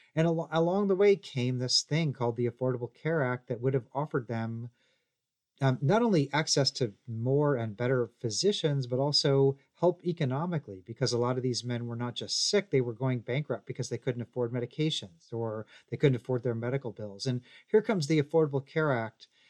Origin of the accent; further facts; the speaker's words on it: Missouri, United States; now in Tennessee, United States; I'm from Missouri. I live in Tennessee.